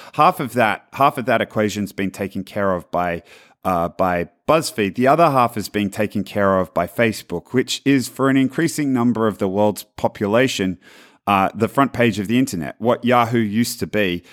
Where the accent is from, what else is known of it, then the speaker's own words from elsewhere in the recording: Australia; now in Palo Alto, United States; I'm from Australia.